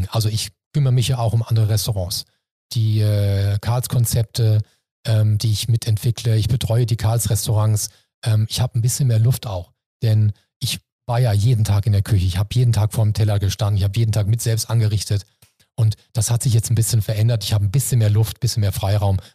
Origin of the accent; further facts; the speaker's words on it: Hamburg, Germany; Nee, mir ist das Jakob und, und Hamburg, meine Heimat hier, wichtiger.